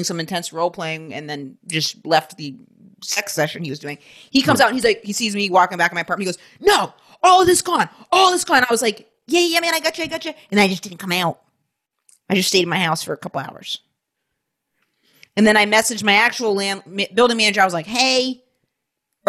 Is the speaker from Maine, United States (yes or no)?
yes; Maine, United States; I'm growing up in Maine